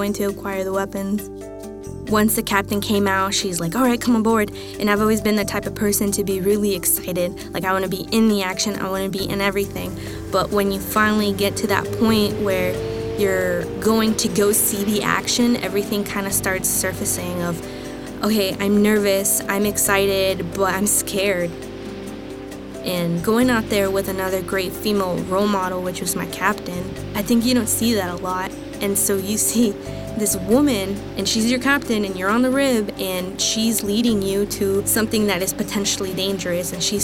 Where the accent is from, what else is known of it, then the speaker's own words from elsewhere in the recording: Fontana, California, United States; moved away; I'm from Fontana, California